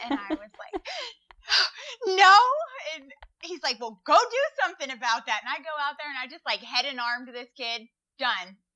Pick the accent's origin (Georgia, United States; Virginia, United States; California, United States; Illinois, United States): California, United States; Walnut Creek; moved away as an adult; also born or lived in Midwest; I went to Los Lomas. I grew up in Walnut Creek.